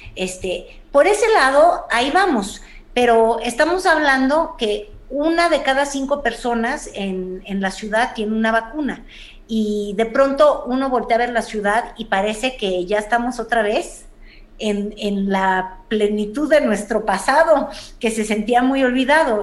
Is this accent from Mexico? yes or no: yes; Mexico City, Mexico; como chilanga que soy